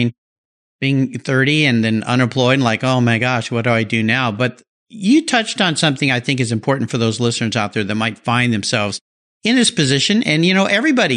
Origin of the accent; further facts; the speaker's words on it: La Jolla, California, United States; I grew up in La Jolla, California